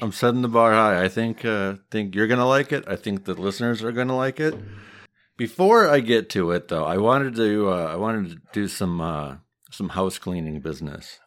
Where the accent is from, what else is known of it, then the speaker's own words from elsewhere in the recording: Midwest, United States; accent: Midwest; my Midwest accent